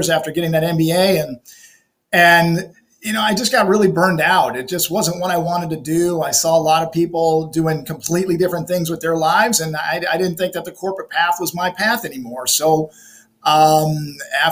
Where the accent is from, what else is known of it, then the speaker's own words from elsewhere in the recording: Chicago, Illinois, United States; I was born and raised in Chicago